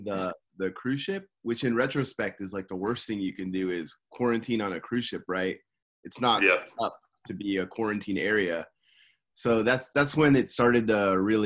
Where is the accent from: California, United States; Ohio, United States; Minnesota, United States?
California, United States; Simi Valley; now in Tokyo, Japan; I'm from Simi Valley, California, and currently I'm living in Tokyo, Japan